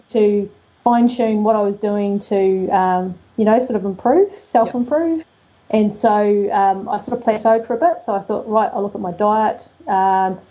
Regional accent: Dunedin, Otago, New Zealand; now in West Coast, New Zealand; I'm really a Southern girl, and while I'm on the West Coast, I'm from Dunedin

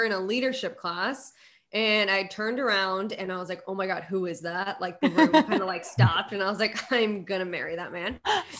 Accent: Connecticut, United States; Yeah. I'm from Connecticut.

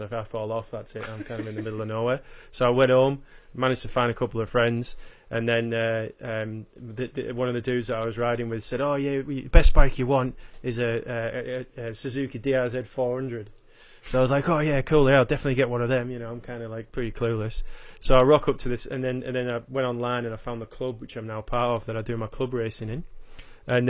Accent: Yorkshire and the Humber, United Kingdom; accent: Yorkshire with a little bit of Australia; moved away as an adult; now in Australia; my accent is, effect, well, pretty much all uh, Yorkshire with a little bit of Australia chucked in there as well. So I've been in, um, I've been in Australia for ten years now

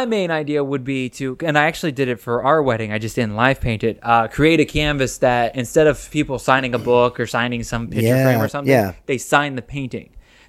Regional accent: Ohio, United States; moved away; I'm originally from Ohio, so we had Ohio family

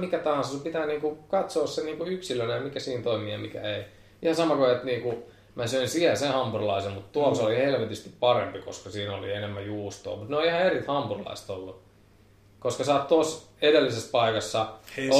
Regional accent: Pori, Satakunta, Finland; mä oon porilainen

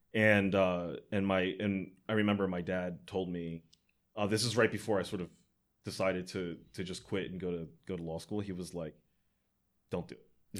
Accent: United States; as an American

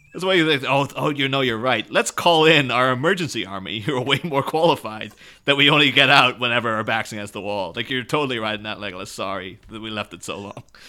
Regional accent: Ireland; I'm Irish myself

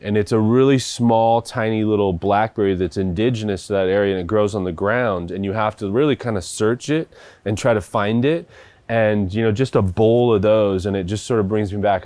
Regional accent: Seattle, Washington, United States; where I grew up in Washington, and we lived on two and a half acres

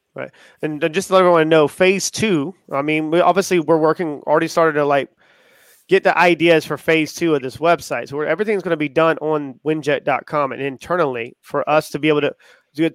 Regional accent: Charleston, South Carolina, United States; I'm from Charleston

